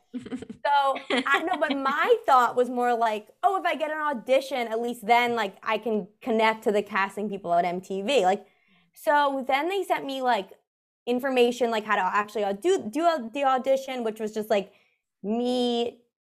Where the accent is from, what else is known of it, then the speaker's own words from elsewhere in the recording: New York City, New York, United States; I grew up in New York City